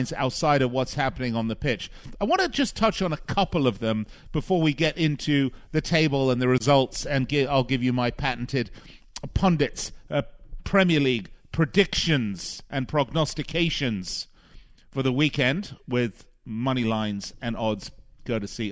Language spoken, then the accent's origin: English; Las Vegas, Nevada, United States; here in my hometown of Las Vegas